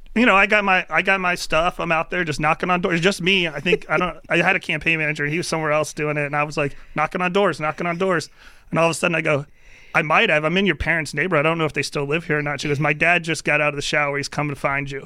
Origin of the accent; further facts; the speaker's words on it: Spotsylvania County, Virginia, United States; I'm from Spotsylvania County, that's my home district